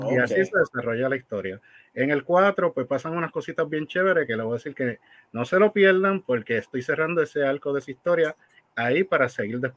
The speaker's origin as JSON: {"language": "Spanish", "town": "Fajardo", "country": "Puerto Rico", "said": "Pues de donde yo soy."}